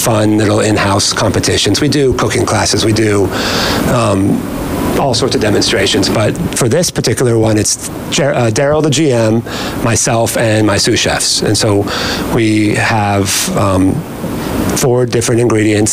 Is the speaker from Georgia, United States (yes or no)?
yes; Georgia, United States; also born or lived in Tennessee / Manhattan, New York / Washington, D.C.; now in Long Branch, United States; I'm from Georgia.